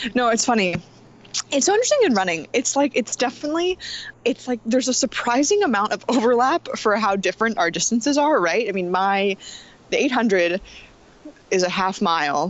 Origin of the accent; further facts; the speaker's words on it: Los Angeles, California, United States; also born or lived in New Jersey / New York; now in Portland, United States; I'm originally from Los Angeles, California